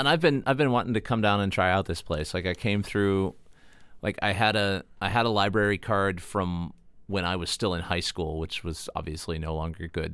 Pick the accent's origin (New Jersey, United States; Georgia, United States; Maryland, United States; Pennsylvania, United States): Pennsylvania, United States; Titusville; also born or lived in Pleasantville, Pennsylvania; now in Erie, United States; I was born in Titusville, and we lived, we lived in Titusville and then in Pleasantville until I was, like, nine